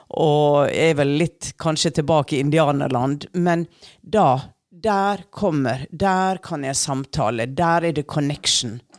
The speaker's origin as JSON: {"language": "Norwegian", "area": "Sunnmøre coast", "region": "Western Norway", "country": "Norway", "tie": "born or raised there", "said": "jeg vokste jo opp på Vestlandet utenfor kysten."}